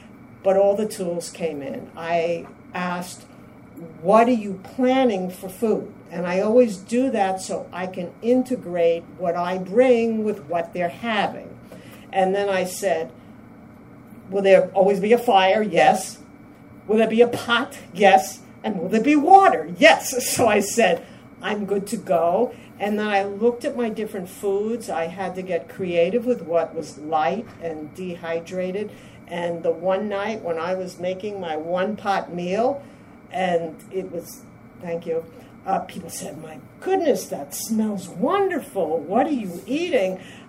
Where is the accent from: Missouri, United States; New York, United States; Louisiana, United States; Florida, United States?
New York, United States; New York City; now in Massachusetts, United States; I'm … from Massachusetts, but transplanted from the only city that I was told everything else is a suburb, New York City.